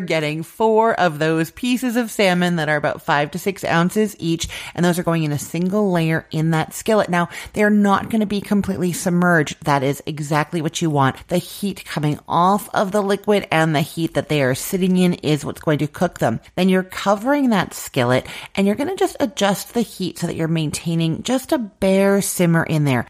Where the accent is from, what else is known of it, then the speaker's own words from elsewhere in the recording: Canada; I'm Canadian and we use the British pronunciation